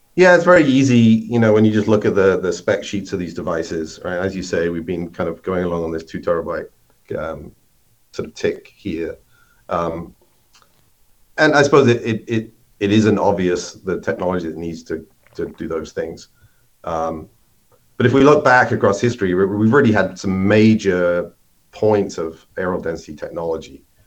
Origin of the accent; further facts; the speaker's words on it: United Kingdom; moved away as an adult; now in Minnesota, United States; maybe you can tell from my accent, I'm not originally from the U.S., but I uh, grew up in in the U.K. and went and worked for IBM there